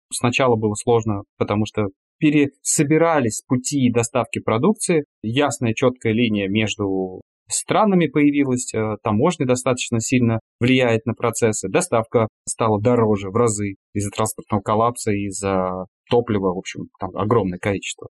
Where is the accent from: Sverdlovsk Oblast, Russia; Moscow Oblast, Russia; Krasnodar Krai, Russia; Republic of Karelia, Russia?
Moscow Oblast, Russia; Klin; Я из Подмосковья, из маленького города Клин